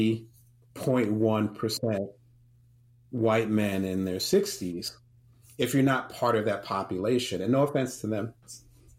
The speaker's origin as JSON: {"language": "English", "town": "Atlantic City", "region": "New Jersey", "country": "United States", "tie": "born or raised there", "also_born_or_lived": "New Orleans", "moved": "yes", "lives_now": "Las Vegas, United States", "said": "I'm from Atlantic City, you know, and live in Las Vegas now"}